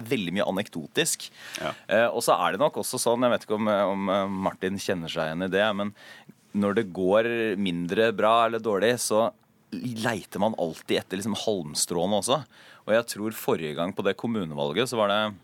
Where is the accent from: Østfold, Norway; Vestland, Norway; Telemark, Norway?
Telemark, Norway; Porsgrunn; Porsgrunn, som er, som er hjembyen min